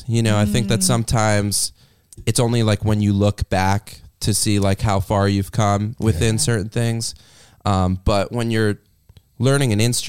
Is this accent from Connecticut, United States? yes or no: yes; New Haven, Connecticut, United States; Well, it's funny because when I was growing up, I grew up like right outside New Haven, and Yale hockey was like a really big program for, you know, youth hockey for a lot of people.